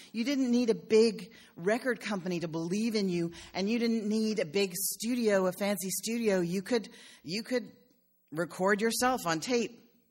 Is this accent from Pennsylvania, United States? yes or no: yes; Philadelphia, Pennsylvania, United States; I'm from Philadelphia, where, where there's a huge Italian ethos to the city